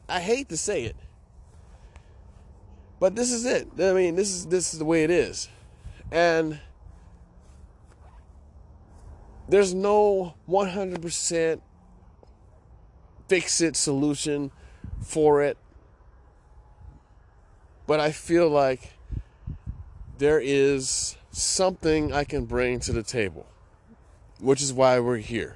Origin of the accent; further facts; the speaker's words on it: Chicago, Illinois, United States; now in Hawaii, United States; I grew up in Chicago